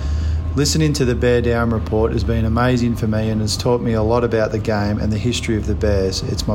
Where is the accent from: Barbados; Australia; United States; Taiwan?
Australia; As an Aussie